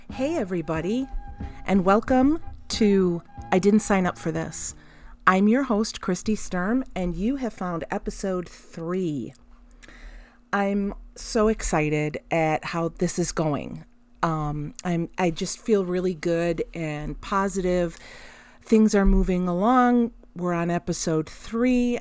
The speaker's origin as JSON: {"language": "English", "country": "United States", "said": "as American parents"}